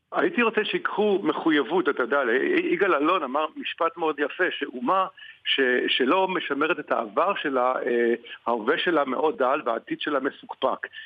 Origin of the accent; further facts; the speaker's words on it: Israel; אני ישראלי